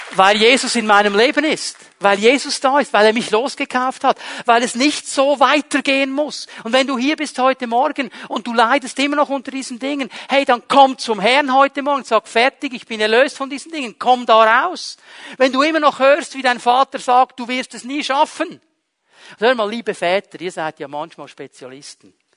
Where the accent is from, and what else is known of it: Switzerland; born or raised there